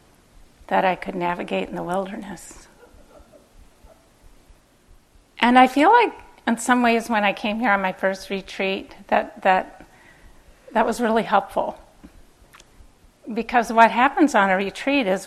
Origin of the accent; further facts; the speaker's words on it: Minneapolis, Minnesota, United States; I grew up in Minneapolis